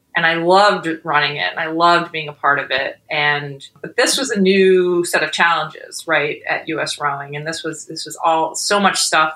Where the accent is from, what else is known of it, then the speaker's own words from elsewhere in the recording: New York, United States; moved away as an adult; also born or lived in Boston; now in New York City, United States; I'm originally from New York